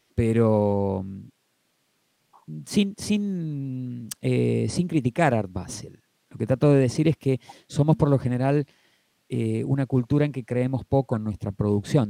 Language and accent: Spanish; Argentina; Como argentinos que no somos americanos, ni somos europeos